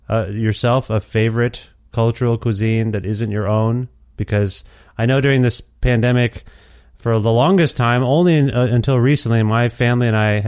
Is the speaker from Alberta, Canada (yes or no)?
no; Ontario, Canada; moved away; so that's where I lived for most of my life, actually. I'm from nearby, and then I moved there for school. Anyway, so I do miss Ontario, and I used to go into Toronto all the time.